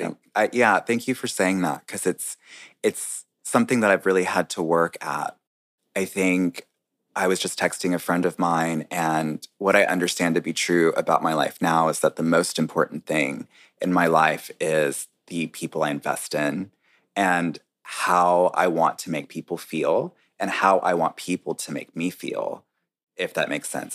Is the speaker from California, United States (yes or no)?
no; North Carolina, United States; also born or lived in New York; now in Washington, D.C., United States; I was born and raised in North Carolina